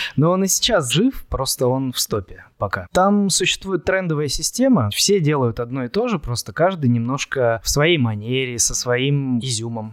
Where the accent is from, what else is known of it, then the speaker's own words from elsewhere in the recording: Chelyabinsk, Chelyabinsk Oblast, Russia; also born or lived in Saint Petersburg; now in Moscow, Russia; Я оригинально из Челябинска, учился и жил какое-то время в Петербурге, и сейчас живу в Москве